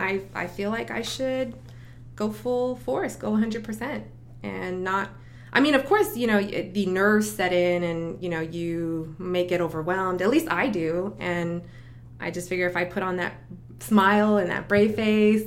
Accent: El Paso, Texas, United States; moved away as an adult; now in Orlando, United States; I grew up in El Paso, Texas

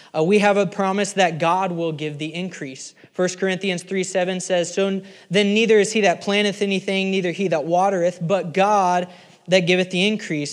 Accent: Oklahoma, United States; I'm from Oklahoma

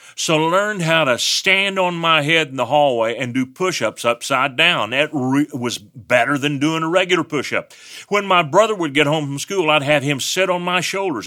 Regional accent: West Texas, United States; I'm from West Texas. I have an accent.

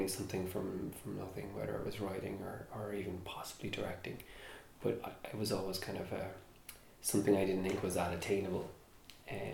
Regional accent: Cork, Munster, Ireland; growing up in Cork, there wasn't a film industry

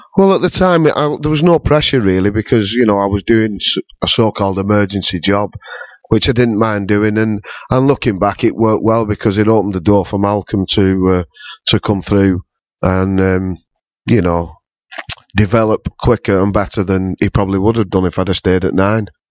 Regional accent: St Helens, North West England, United Kingdom; my hometown

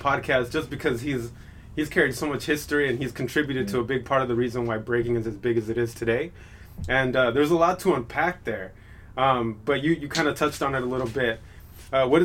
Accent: San Diego, California, United States; I'm from Paradise Hills.

